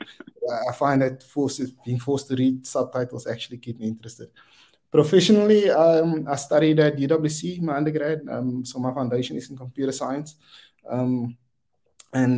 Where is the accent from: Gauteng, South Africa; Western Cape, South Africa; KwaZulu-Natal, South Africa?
Western Cape, South Africa; Wellington; I'm from Wellington, out in the Boland. I was born and bred there and went to the local high school there